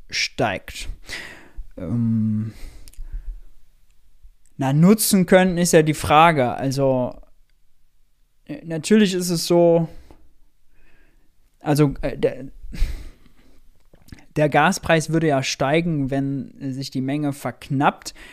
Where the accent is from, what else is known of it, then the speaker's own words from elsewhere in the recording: Mönchengladbach, North Rhine-Westphalia, Germany; Ich komme aus Mönchengladbach.